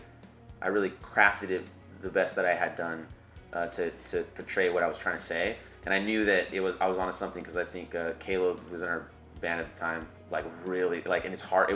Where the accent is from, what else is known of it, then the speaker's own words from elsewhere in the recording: Lompoc, California, United States; moved away; A lovely little town called Lompoc